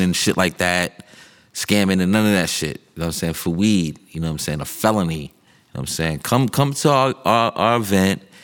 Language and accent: English; New York City, New York, United States; where we came from, growing up in Harlem, uptown, Broadway